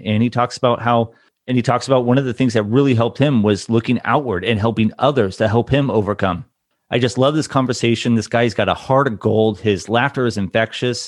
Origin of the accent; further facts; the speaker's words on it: Newport Beach, California, United States; moved away as an adult; also born or lived in Anthem, Arizona; I grew up in Newport Beach, Orange County area